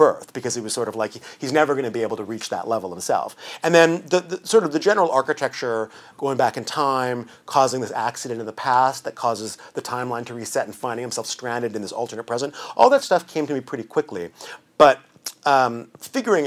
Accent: Vancouver, British Columbia, Canada; I'm from Vancouver. I grew up in Vancouver

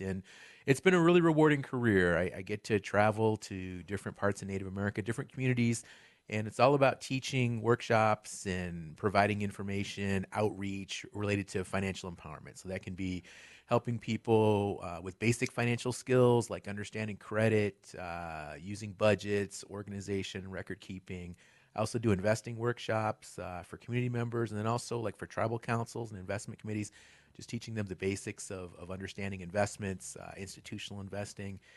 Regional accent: Ann Arbor, Michigan, United States; moved away as an adult; also born or lived in Albuquerque, New Mexico / Lawrence, Kansas; now in Asheville, United States; I was actually raised, though, in the Midwest. Uh, spent most of my childhood in southeastern Michigan

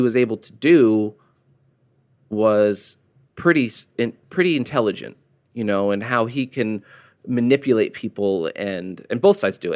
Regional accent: United States; As an American

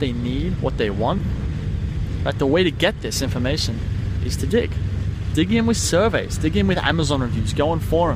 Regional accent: Sydney, New South Wales, Australia; I'm from Sydney, Australia

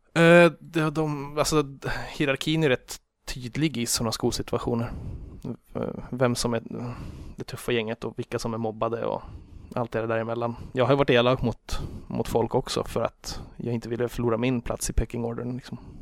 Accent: Grillby, Uppsala County, Sweden; moved away as an adult; also born or lived in Karlstad; now in Stockholm, Sweden; jag växte upp Eh, strax utanför Enköping

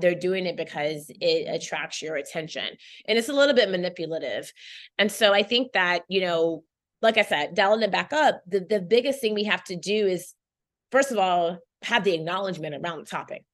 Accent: Chapel Hill, North Carolina, United States; also born or lived in Saint Kitts and Nevis; now in New York, United States; I grew up in Chapel Hill, North Carolina

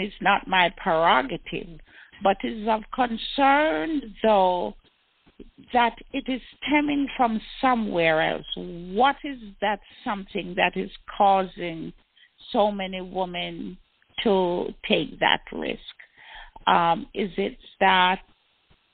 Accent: Jamaica; I am Jamaican

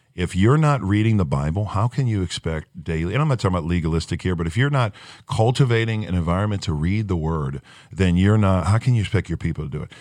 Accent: Chalmette, Louisiana, United States; moved away as an adult; We're from Chalmette, Louisiana. We don't leave.

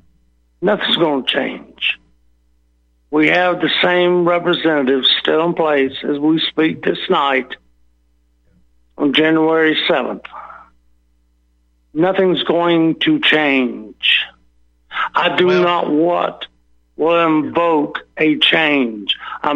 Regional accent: the South, United States; I'm a Southerner by the grace of God.

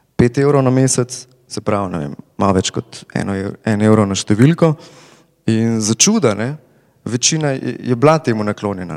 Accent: Slovenia

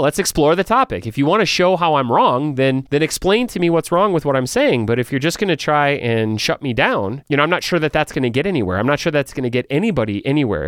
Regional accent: United States; I'm an American

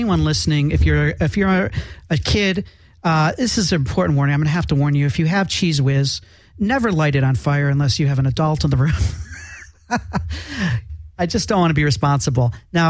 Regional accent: Chicago, Illinois, United States; Being that we are both from Chicago

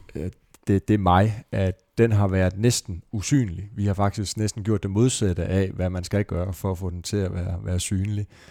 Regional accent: Esbjerg, Southern Denmark, Denmark; min fødeby, Esbjerg

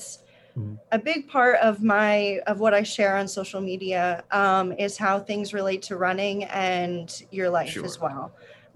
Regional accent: New Jersey, United States; now in Charlotte, United States; I'm originally from New Jersey, small town, right on the border of New Jersey and Pennsylvania. And growing up, I played a lot of sports

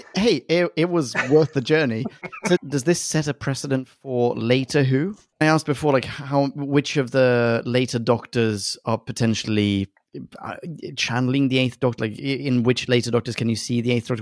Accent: Sweden; I'm from Sweden

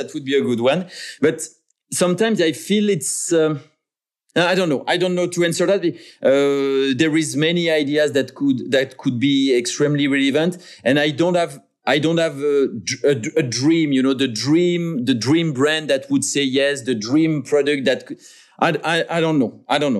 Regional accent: France; English is a second language; maybe my craziest dream would be to be involved in some redesign on the clock on the city house of my hometown in France, for instance.

